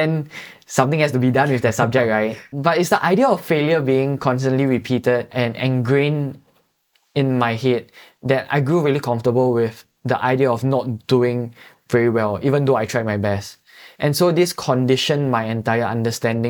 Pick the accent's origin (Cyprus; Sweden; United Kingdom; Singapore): Singapore; we are Singaporean citizens